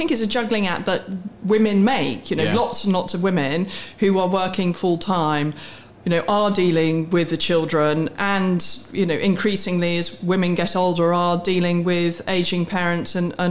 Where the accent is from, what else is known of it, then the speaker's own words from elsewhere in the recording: Warwick, West Midlands, United Kingdom; I was born on a farm in Warwickshire. I went to school in Warwick. I have three siblings. I'm the youngest of four.